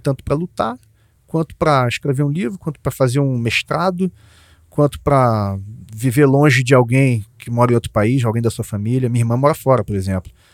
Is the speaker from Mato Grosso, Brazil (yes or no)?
no; Jacarepaguá, Rio de Janeiro, Brazil; minha infância lá em Jacarepaguá